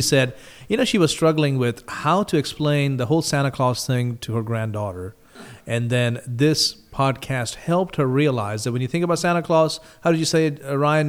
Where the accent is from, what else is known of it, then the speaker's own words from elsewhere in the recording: India; moved away; the country I grew up in, India